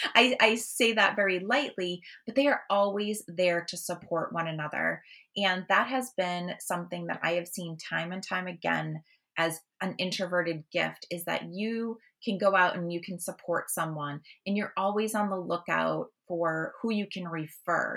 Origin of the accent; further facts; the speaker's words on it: Massachusetts, United States; I'm from Massachusetts